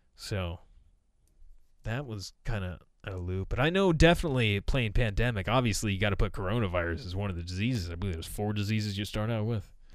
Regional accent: United States; as a American

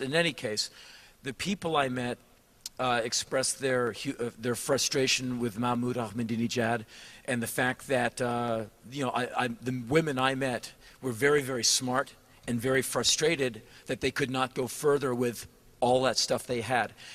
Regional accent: United States

